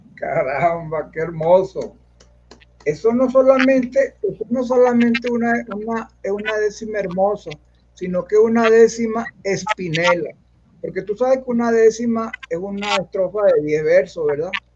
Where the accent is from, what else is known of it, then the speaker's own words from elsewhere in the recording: Caracas, Capital District, Venezuela; also born or lived in Carrizal, Miranda; yo nací en Caracas también, pero yo, yo viví mucho tiempo en Carrizal, en los Tecos.